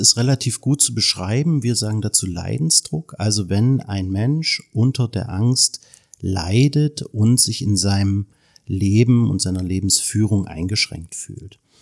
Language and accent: German; Germany; als Deutsche